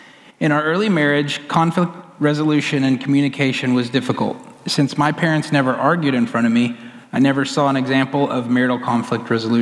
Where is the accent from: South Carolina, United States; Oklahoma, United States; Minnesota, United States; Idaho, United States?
Oklahoma, United States; I grew up in Oklahoma and was raised by two wonderful Christian parents